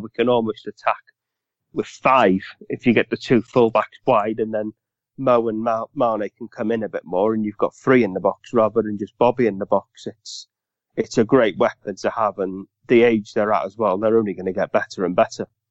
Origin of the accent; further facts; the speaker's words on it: Welsh, Wales, United Kingdom; Being Welsh